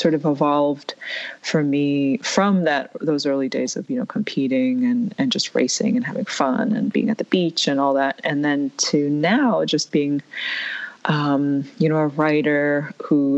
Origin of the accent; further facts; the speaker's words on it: New York, United States; my brother and I grew up in New York